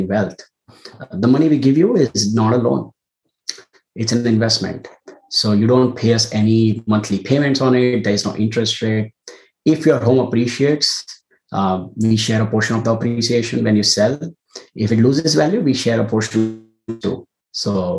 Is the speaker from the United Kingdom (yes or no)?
no; India; moved away as an adult; now in United States; I was born and raised in India and came to the US for grad school